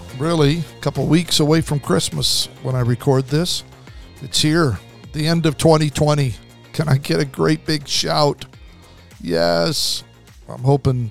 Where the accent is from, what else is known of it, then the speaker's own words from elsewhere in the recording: Idaho, United States; I grew up in Idaho, so usually there was snow